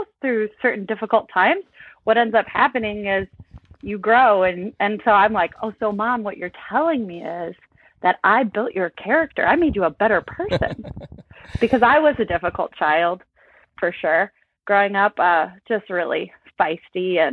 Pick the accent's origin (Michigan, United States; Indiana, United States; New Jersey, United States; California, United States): Michigan, United States; moved away; also born or lived in Virginia; I grew up in Michigan. I was in Michigan for half of my life, and then I ended up in Virginia for a little bit